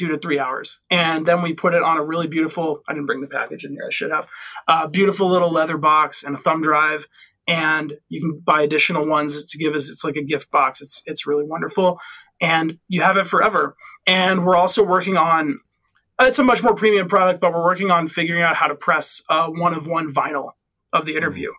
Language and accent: English; Midwest, United States; I'm from the Midwest